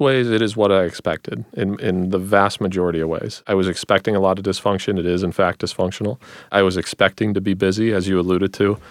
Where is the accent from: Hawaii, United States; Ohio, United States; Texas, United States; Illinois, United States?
Ohio, United States; Northeast; also born or lived in Stanford, California; I grew up here in Northeast Ohio